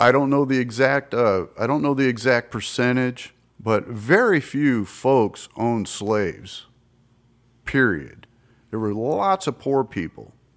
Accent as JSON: {"language": "English", "region": "the American South", "country": "United States", "said": "I'm from down there. My mother is from Mississippi. Fa, my father's Tennessee"}